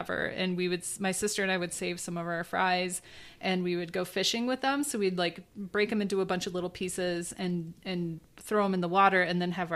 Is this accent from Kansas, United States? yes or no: no; Michigan, United States; growing up in Michigan, obviously you're surrounded by lakes